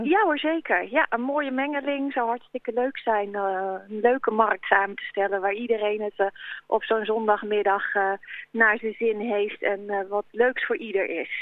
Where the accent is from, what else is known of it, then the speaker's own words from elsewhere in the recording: Vreeswijk, Utrecht, Netherlands; moved away as an adult; also born or lived in Nijmegen; now in Sint Hubert, Netherlands; kom ik uit, uit Nieuwe uit Vreeswijk eigenlijk, een oh. dorpje onder Utrecht